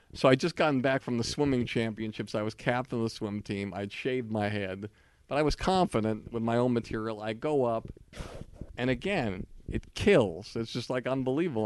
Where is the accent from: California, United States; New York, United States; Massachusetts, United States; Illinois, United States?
Massachusetts, United States; Longmeadow; I'm growing up in Longmeadow, Massachusetts, which is like the whitest town in the world